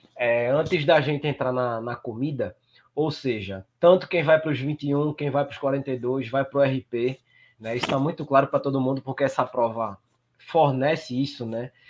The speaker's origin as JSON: {"language": "Portuguese", "region": "Northeast Region", "country": "Brazil", "said": "eu sou do Nordeste"}